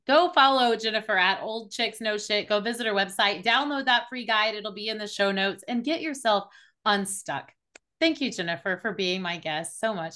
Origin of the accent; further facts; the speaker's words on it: Oklahoma City, Oklahoma, United States; I was born in Oklahoma City. I'm in the Bible Belt of the United States